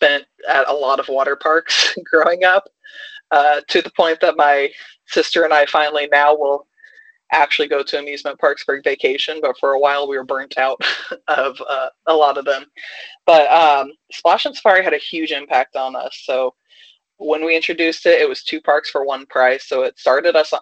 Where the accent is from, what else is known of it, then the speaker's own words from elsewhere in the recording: Indiana, United States; I'm from Indiana